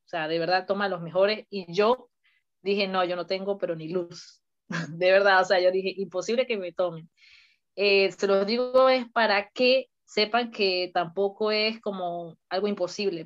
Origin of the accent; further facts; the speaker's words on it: Mérida, Venezuela; moved away as an adult; now in Toulouse, France; yo soy ingeniería civil ya de, Venezuela, pues, porque yo nací en Venezuela, en Mérida, y eh, decidí venir a Francia